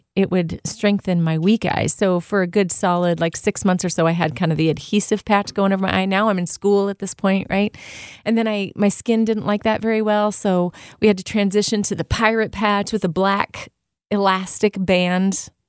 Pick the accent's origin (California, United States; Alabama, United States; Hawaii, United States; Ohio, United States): California, United States; Artesia; Artesia is the city that I grew up in Southern California.